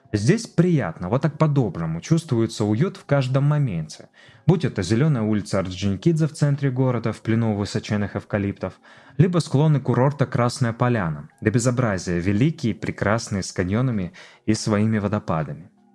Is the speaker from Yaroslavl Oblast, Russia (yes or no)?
no; Siberia, Khakassia, Russia; moved away as an adult; also born or lived in Novosibirsk; now in Sochi, Russia; я убежденный сибиряк, и моя внутренняя Хакасия просторами степными расстилается